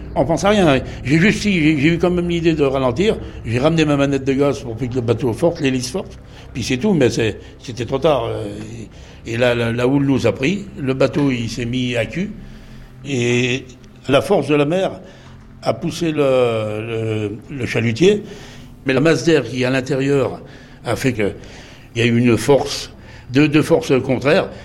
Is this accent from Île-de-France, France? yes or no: no; Les Sables-d'Olonne, Pays de la Loire, France; je suis des Sables d'Olonne, ancien marin-pêcheur